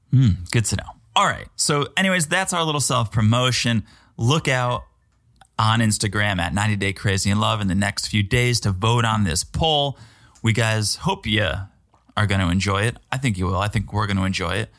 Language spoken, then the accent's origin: English; New England, United States; now in Florida, United States; I'm from New England.